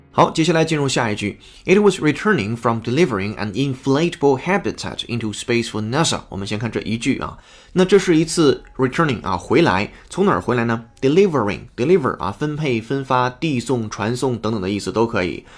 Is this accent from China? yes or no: yes; China; 我们中国人